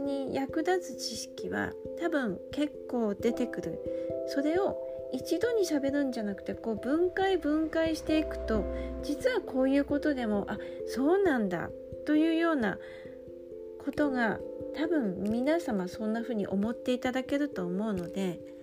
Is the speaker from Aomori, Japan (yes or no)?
yes; Aomori, Japan; moved away; 私は出身が青森なので方言が喋れるので